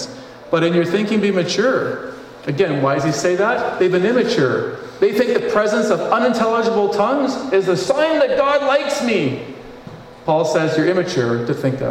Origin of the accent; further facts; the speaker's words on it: Northwest Territories, Canada; I was born in the Northwest Territories